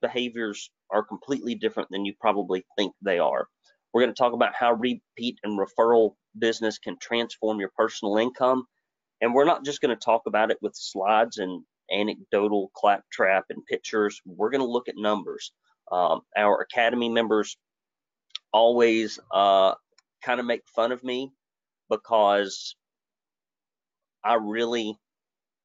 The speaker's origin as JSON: {"language": "English", "town": "Arab", "region": "Alabama", "country": "United States", "tie": "born or raised there", "said": "I grew up in Arab, Alabama, and we were poor folks to poor folks."}